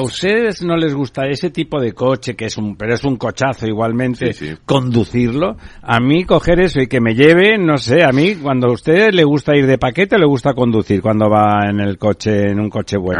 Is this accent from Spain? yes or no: yes; Barcelona, Catalonia, Spain; yo soy de Barcelona